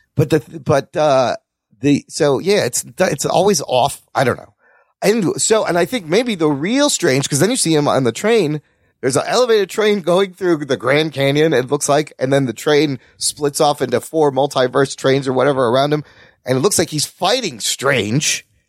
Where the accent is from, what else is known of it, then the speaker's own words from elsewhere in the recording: Pakistan; I'm Pakistani